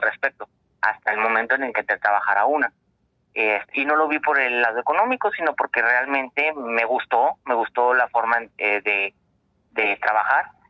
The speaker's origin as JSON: {"language": "Spanish", "region": "Coahuila", "country": "Mexico", "tie": "born or raised there", "moved": "yes", "lives_now": "Tijuana, Mexico", "said": "soy de originario de Coahuila"}